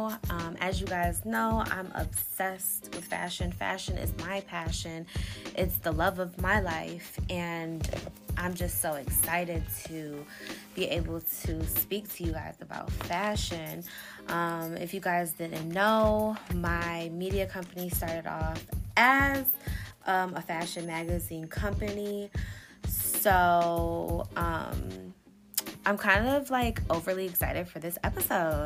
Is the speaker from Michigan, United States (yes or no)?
yes; Detroit, Michigan, United States; also born or lived in Japan; Me being born and raised in Detroit, Michigan, but also growing up in Japan as well